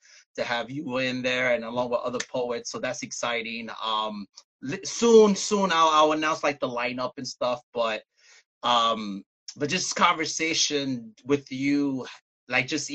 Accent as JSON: {"language": "English", "town": "New York City", "region": "New York", "country": "United States", "moved": "yes", "lives_now": "Bayonne, United States", "said": "I'm originally from Brooklyn, New York"}